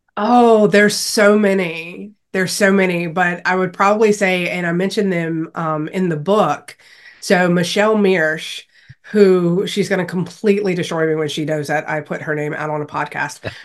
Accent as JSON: {"language": "English", "region": "Louisiana", "country": "United States", "tie": "born or raised there", "said": "growing up in Louisiana"}